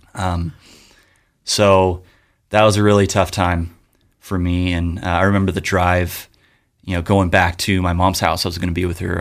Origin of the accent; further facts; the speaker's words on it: Yorba Linda, California, United States; I grew up in Yorba Linda